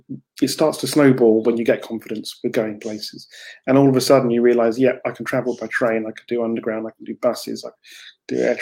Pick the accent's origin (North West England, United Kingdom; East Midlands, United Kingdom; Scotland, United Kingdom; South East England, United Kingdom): South East England, United Kingdom; Canterbury; I come from Canterbury in deepest, darkest Kent, just outside London.